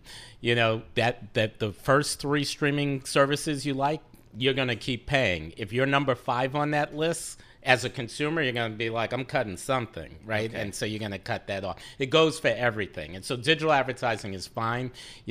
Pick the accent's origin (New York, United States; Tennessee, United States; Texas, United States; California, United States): New York, United States; As a New Yorker.